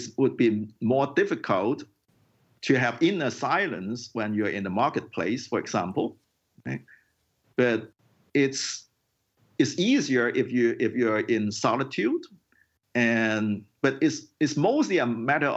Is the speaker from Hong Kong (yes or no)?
yes; Hong Kong; Hong Kong is a very crowded city, and I grew up in Hong Kong.